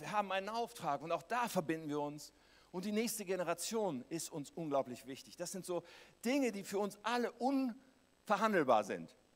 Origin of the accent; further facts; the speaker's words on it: Germany; als Deutsche